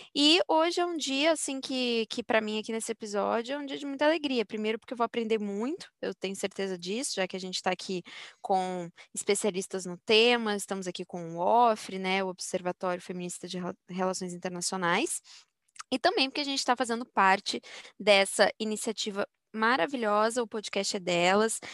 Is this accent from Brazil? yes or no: yes; Brazil; como brasileira